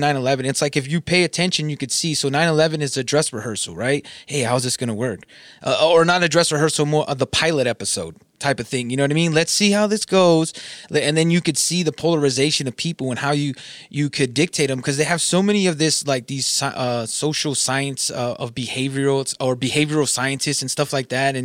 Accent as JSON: {"language": "English", "region": "Southern California", "country": "United States", "said": "I'm from Southern California."}